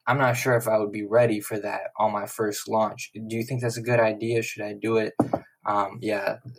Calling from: West Palm Beach, Florida, United States; I'm shouting out from West Palm Beach, Florida.

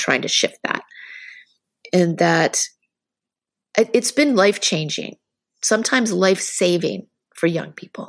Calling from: Lowell, Massachusetts, United States; I am beaming in from Lowell, which is just outside of Boston Metro West.

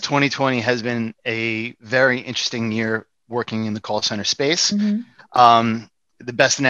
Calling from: New York City, New York, United States; New York City.

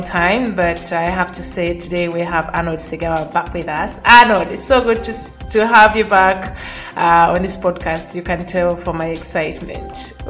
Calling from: Dakar, Senegal; I am joining you from Dakar.

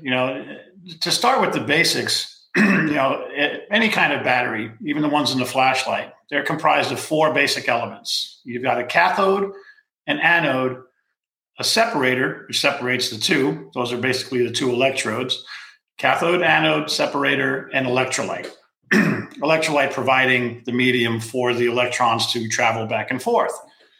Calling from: California, United States; I'm dialing in from California. Rainy California right now.

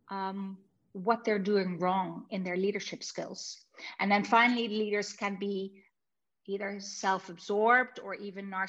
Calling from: Amsterdam, North Holland, Netherlands; I'm calling in from Amsterdam. So it's pretty far away.

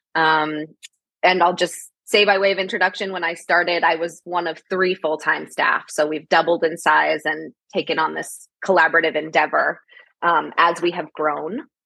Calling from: Massachusetts, United States; I am calling in from Massachusetts

